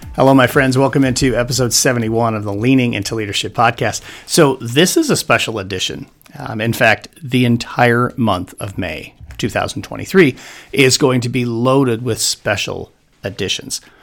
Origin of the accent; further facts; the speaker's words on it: Wyoming, United States; moved away as an adult; also born or lived in Arizona; having grown up in Wyoming